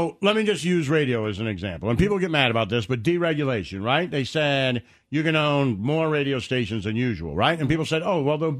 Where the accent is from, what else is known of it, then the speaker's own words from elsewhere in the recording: Detroit, Michigan, United States; When I was growing up in Detroit, when it was everybody having, there was like 5 rock stations and 4 country stations